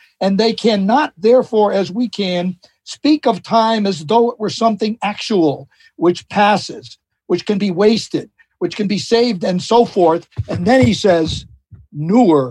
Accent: United States; I am as American as President Johnson was

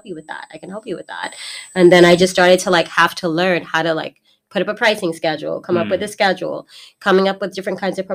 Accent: Boston, Massachusetts, United States; moved away as an adult; also born or lived in Baltimore, Maryland; I was born in Massachusetts, Boston, Massachusetts

